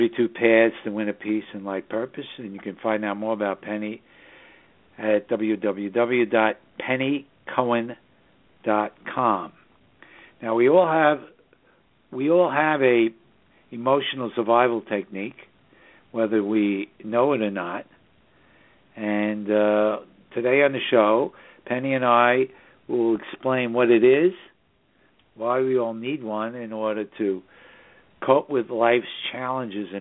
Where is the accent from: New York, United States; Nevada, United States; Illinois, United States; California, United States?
New York, United States; New York City; now in Southern Hudson Valley, New York, United States; we broadcast from the Southern Hudson Valley region of New York State, which is the northern suburbs of New York City, my hometown